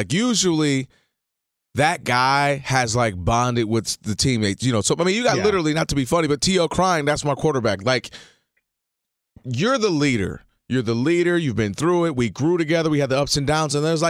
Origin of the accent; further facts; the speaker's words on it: Detroit, Michigan, United States; Like, literally, growing up in Detroit area, favorite athlete of all time, any sport, is Barry Sanders.